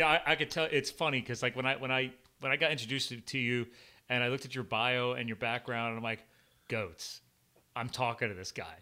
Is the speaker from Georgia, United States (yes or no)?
no; New Jersey, United States; I was born in New Jersey